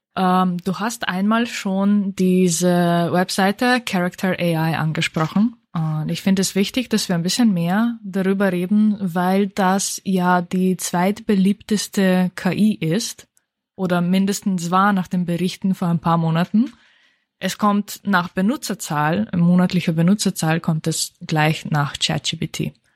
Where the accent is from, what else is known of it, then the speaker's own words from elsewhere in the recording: Slovenia; moved away; da wo ich herkomme